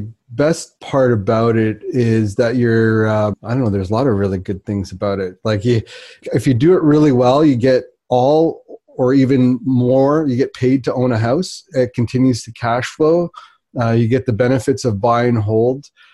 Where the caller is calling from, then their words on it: Whitby, Ontario, Canada; I'm calling in from Whitby, which is just the east of Toronto.